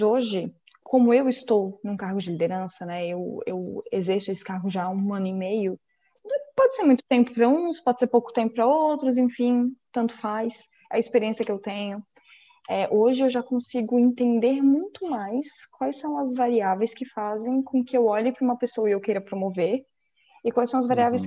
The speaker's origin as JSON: {"language": "Portuguese", "town": "Florianópolis", "region": "Santa Catarina", "country": "Brazil", "tie": "born or raised there", "also_born_or_lived": "Joaçaba, Santa Catarina", "said": "Eu nasci em Joaçaba, que é uma cidade em Santa Catarina, que fica mais. é meio oeste, assim, de Santa Catarina. E daí eu vim para Floripa com, na verdade, 40 dias de vida"}